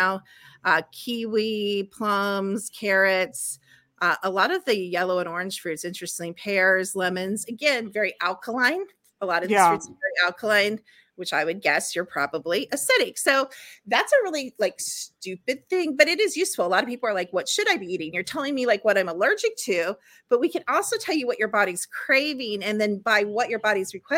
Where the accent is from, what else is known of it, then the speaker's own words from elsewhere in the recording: Chicago, Illinois, United States; when I was growing up in Chicago